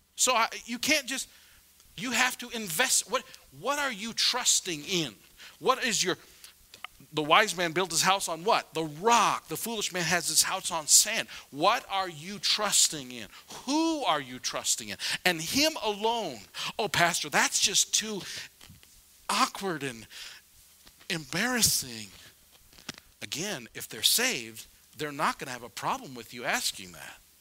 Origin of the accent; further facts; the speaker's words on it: South Dakota, United States; I'm from South Dakota